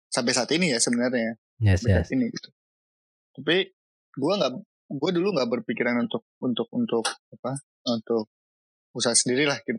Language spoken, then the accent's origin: Indonesian; Bogor, West Java, Indonesia; kita orang Bogor, gue orang Bogor, gue jarang ke puncak sehingga orang Jakarta lebih tahu puncak daripada gue.